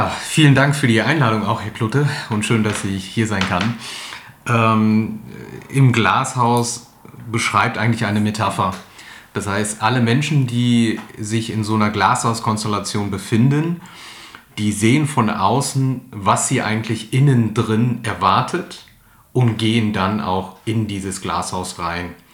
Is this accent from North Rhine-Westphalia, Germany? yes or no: yes; Ratingen, North Rhine-Westphalia, Germany; Ich bin äh, geboren und aufgewachsen im Asylheim in Ratingen. 1987 äh, kam ich da zur Welt und habe die ersten neun Jahre meiner Kindheit dort verbracht.